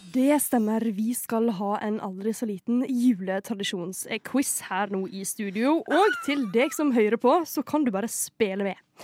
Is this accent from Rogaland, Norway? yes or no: no; Skien, Telemark, Norway; Brekkeparken i Skien, der jeg kommer fra